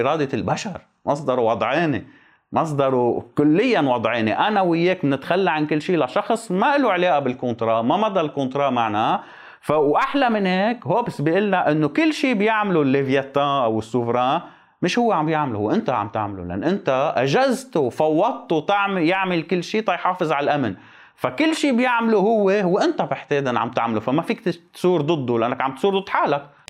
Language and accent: Arabic; Lebanon; عندنا بلبنان